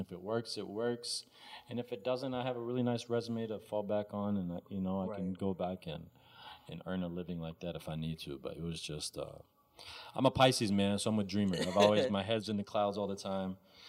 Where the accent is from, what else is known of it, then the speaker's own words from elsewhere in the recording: Texas, United States; also born or lived in Egypt / Arkansas / Minnesota; I was born in Egypt, grew up in Texas, and moved to Arkansas, and then Minnesota.